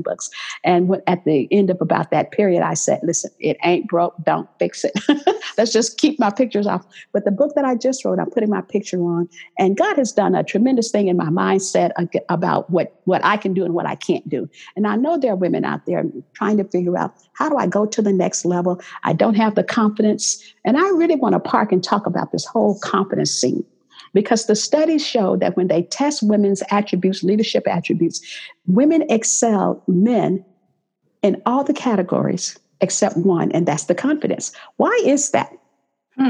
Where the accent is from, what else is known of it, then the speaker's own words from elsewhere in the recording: Texas, United States; moved away as an adult; now in Los Angeles, United States; I grew up in the South